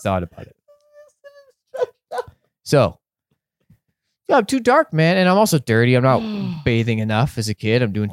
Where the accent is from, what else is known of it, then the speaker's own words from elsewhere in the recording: Canada; just Canadian and a bit English, a bit French, a bit Italian